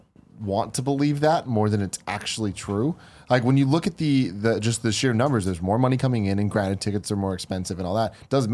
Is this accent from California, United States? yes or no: yes; San Francisco, California, United States; In my entire time growing up in San Francisco